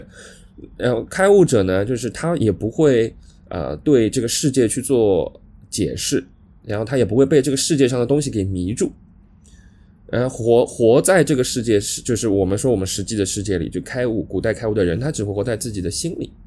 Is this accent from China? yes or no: yes; Shanghai, China; accent: Shanghai; 我是南方人，呃，上海人，那我们这种不标准的普通话